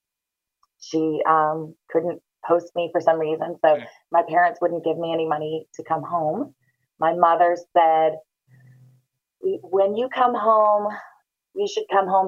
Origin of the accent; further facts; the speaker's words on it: Newton, New Hampshire, United States; moved away as an adult; now in Florida, United States; So I'm from a tiny little town called Newton, New Hampshire. And it's an hour north of Boston.